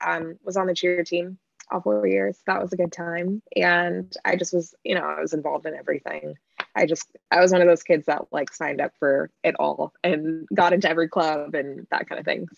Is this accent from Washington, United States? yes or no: yes; Lakewood, Washington, United States; moved away as an adult; also born or lived in Los Angeles; Well, I grew up in Lakewood, just south of Tacoma.